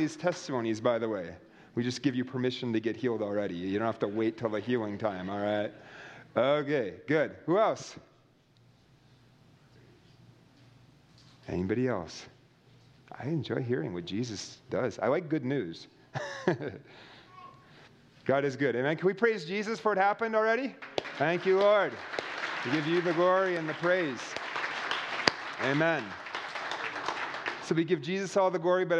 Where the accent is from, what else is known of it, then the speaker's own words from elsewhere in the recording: United States; I'm an American, and I'm a loud American on top of that.